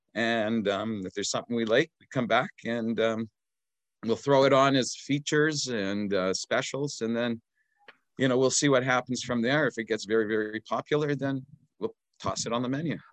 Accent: Okanagan, British Columbia, Canada; also born or lived in Edmonton, Alberta; I was very young, about six months old, when they moved to the sunny Okanagan

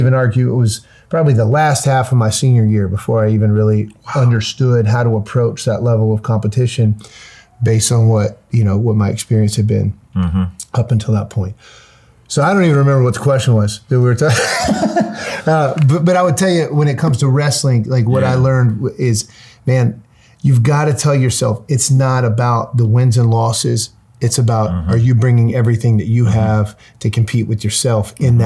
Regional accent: North Carolina, United States; born or raised there

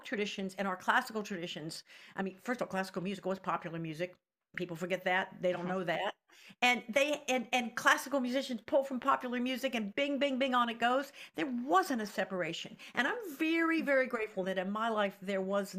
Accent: Roanoke, Virginia, United States; I was born in Roanoke, Virginia

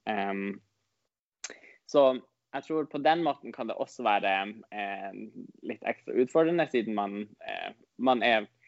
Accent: Norway; first language Northern Sami; Siden jeg er samisk og snakker jo også samisk, eh, nordsamisk i morsmålet mitt

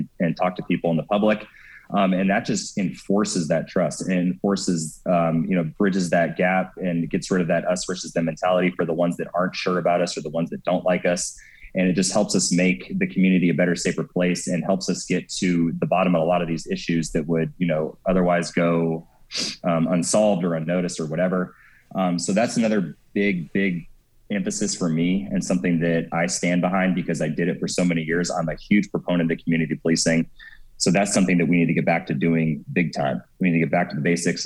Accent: Ukiah, California, United States; I grew up in Ukiah. I was there like my whole life, pretty much

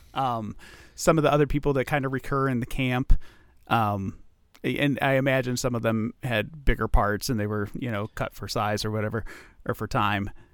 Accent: United States; as an American

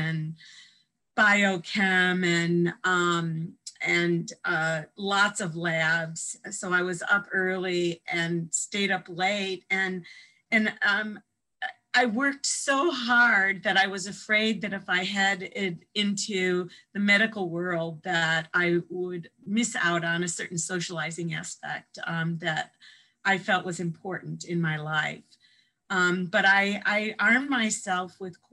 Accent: Evanston, Illinois, United States; moved away as an adult; also born or lived in Madison, Wisconsin / California; I grew up in the Midwest outside of Chicago, in Evanston, home of Northwestern University

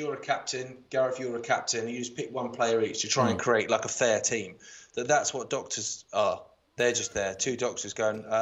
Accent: Isle of Wight, South East England, United Kingdom; moved away; also born or lived in London; growing up on the Isle of Wight

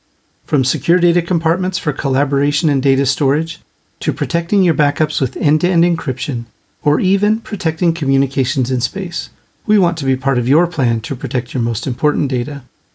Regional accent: Kansas City, United States; local to Kansas City, and so dear to my heart because that's my hometown as well as Ben's.

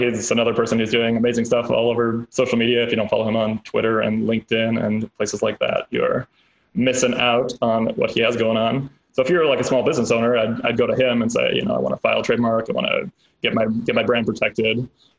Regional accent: Chicago, Illinois, United States; born there; now in California, United States; I was born in Chicago, went to undergrad back at the University of Chicago, then the South Side, lived in Chicago for a couple of years, worked on a political campaign, moved out to DC

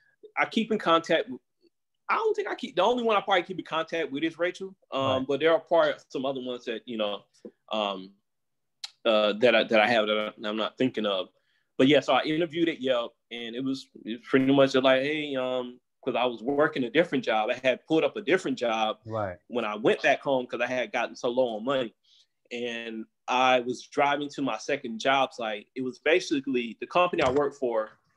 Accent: East Coast, United States; You know, I'm from the East Coast. That's what we do out there.

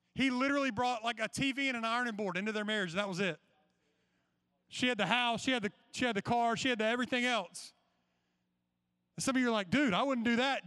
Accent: Georgia, United States; when I was growing up in Georgia

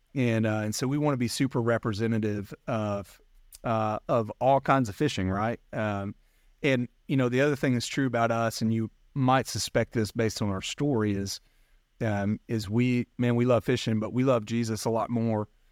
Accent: North Alabama, United States; I grew up in North Alabama

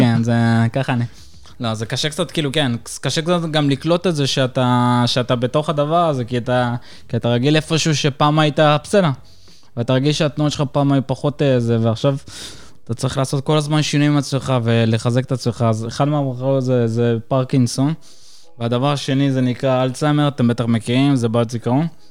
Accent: Acre, Northern District, Israel; also born or lived in Caucasus, Russia; אני ואמא שלי עלינו מקווקז, ואני עליתי ב-2001 איתה

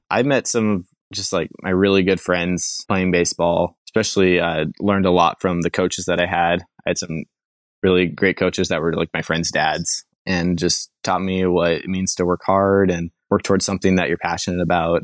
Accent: Billings, Montana, United States; also born or lived in Laurel, Montana; now in Western Washington, United States; I was born in Billings, Montana. And throughout most of my childhood, I did not venture too far. I moved from Billings about twenty minutes away to, to Laurel

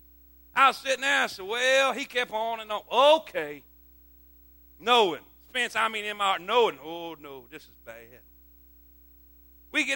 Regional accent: Florida, United States; moved away; I grew up in Florida

